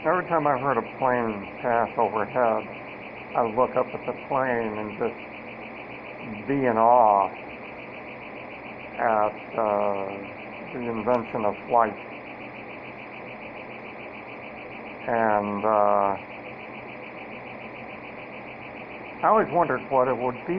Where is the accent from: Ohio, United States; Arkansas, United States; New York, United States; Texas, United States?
Ohio, United States; Cleveland; when I grew up in Cleveland